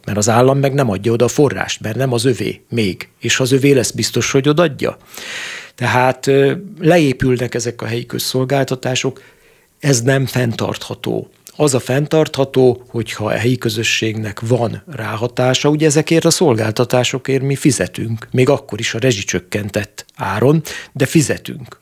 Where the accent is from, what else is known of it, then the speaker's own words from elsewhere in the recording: Great Hungarian Plain, Hungary; én alföldiként